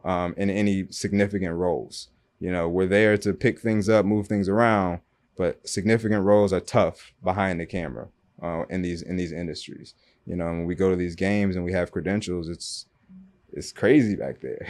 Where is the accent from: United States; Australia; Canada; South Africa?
United States; Michigan; moved away as an adult; also born or lived in Louisville, Kentucky; now in Miami, United States; I went to high school and college in Michigan